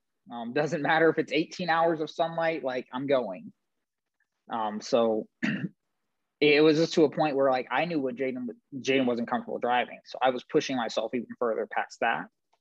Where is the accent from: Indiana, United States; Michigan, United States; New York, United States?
New York, United States; Buffalo; I'm from Buffalo, New York